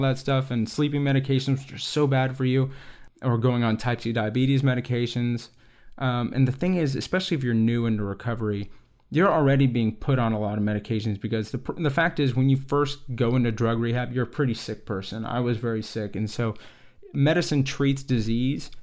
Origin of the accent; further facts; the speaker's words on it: Texas, United States; I grew up in Texas